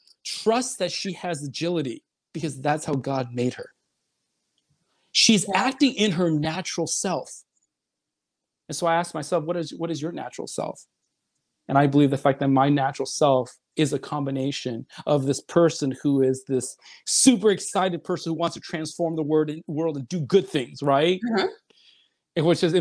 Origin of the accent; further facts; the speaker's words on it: China; also born or lived in Seoul, South Korea; now in United States; if I never came to the United States, I was born in Seoul, I'm Chinese, but if I always stayed in China, where would I be?